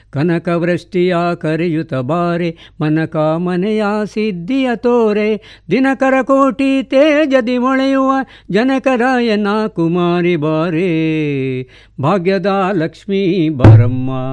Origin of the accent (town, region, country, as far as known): Puttur, Karnataka, India; born or raised there